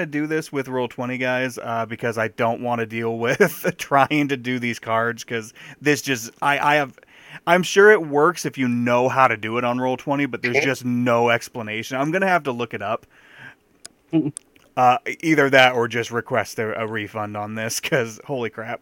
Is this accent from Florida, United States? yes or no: no; Owosso, Michigan, United States; I grew up in Owosso, and that is much smaller than Midland.